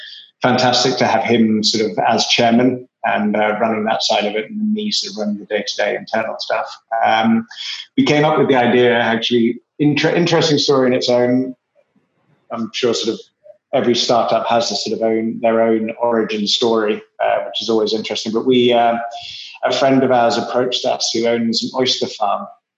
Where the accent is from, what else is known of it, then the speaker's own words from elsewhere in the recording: England, United Kingdom; accent: English; Obviously, you can tell from my atrociously strong English accent, I'm originally English, but only spent a few years of my life there.